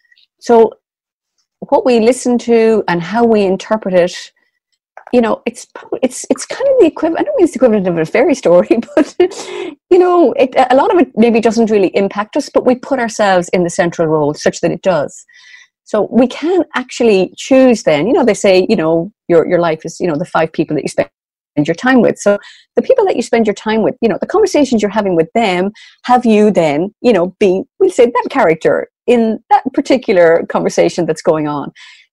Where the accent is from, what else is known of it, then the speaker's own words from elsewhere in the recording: Sligo, Connacht, Ireland; I explained that I was from Sligo, the northwest of Ireland, he said he was familiar with it